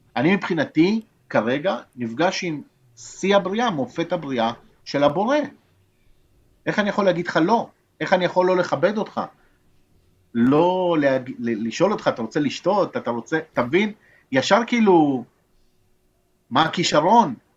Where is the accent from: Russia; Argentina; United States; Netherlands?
Argentina; now in Israel; אני יליד ארגנטינה, אני נולדתי בארגנטינה